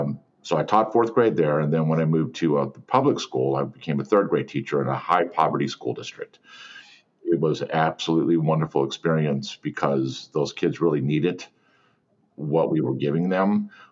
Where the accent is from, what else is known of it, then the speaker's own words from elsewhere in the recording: Missouri, United States; also born or lived in Fort Campbell, Kentucky / Schofield Barracks, Hawaii; My father was in the military, and so I was born in Fort Campbell, Kentucky. And 6 months after that, I moved to Schofield Barracks, Hawaii. So I can say I've been to Hawaii. When I was three, we came back to Missouri, and we've lived here ever since.